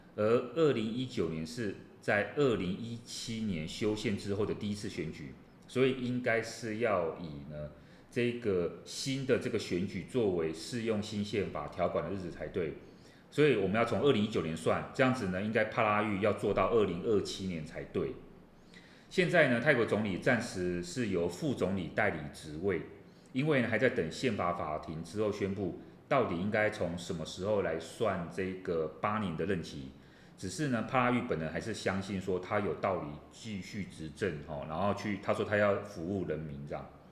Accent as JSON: {"language": "Chinese", "country": "Taiwan", "said": "我们自己台湾"}